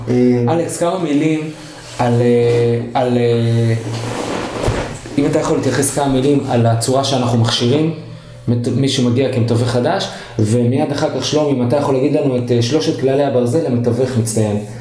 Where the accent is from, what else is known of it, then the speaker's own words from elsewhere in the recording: Haifa, Haifa District, Israel; moved away; כחיפאי במקור